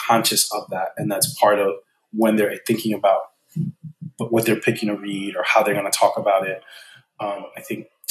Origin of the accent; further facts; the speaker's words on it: United States; I'm from the United States.